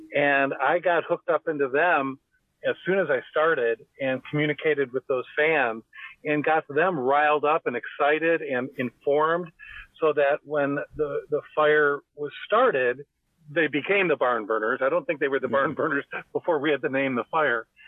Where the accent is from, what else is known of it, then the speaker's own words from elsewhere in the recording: outside Chicago, Illinois, United States; I grew up outside Chicago, about 50 miles outside of Chicago